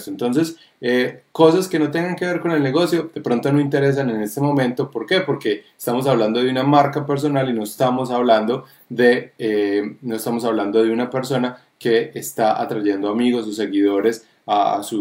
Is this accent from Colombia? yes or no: yes; Colombia; now in New York, United States; soy el eh, papá de David, que soy eh, colombiano. Eh, viviendo en Nueva York